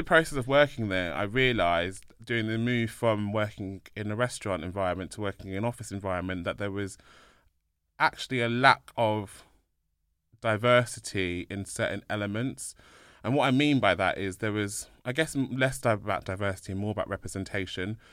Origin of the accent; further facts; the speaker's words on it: London, United Kingdom; born in London